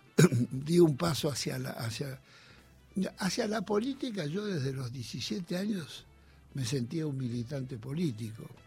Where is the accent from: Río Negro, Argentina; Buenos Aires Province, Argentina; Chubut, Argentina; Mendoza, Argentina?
Buenos Aires Province, Argentina; Olivos; Yo nací en Olivos